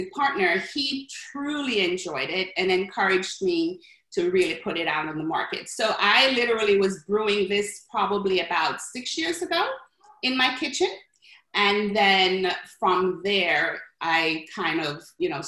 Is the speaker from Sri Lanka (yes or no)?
no; Jamaica; now in New York, United States; I'm from Jamaica, West Indies, and back home, especially in the Caribbean